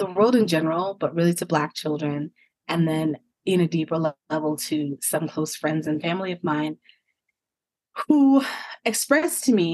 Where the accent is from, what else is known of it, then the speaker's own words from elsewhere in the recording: United States; also born or lived in South Africa; growing up in the States